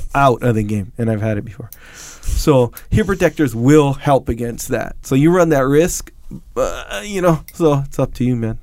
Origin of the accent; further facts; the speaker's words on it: Kauai, Hawaii, United States; I come from Kauai, where you know everyone knows how to swim.